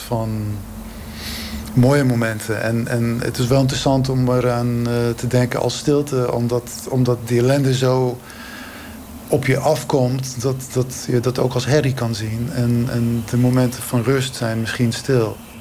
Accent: Israel; moved away; ik kom uit Israël.

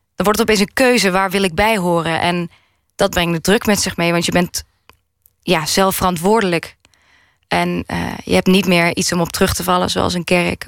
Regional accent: Maastricht, Limburg, Netherlands; now in Amsterdam, Netherlands; waar ik ben opgegroeid. Waar, waar was dat? Maastricht

